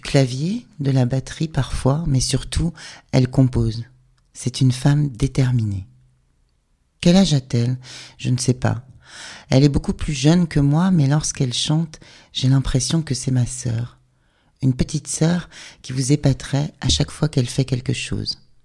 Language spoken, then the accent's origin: French; Rennes, Brittany, France; on est de Rennes